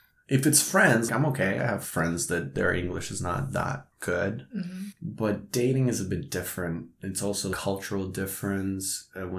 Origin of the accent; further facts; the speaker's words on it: Vancouver, British Columbia, Canada; moved away; also born or lived in Eastern Europe; I am from Vancouver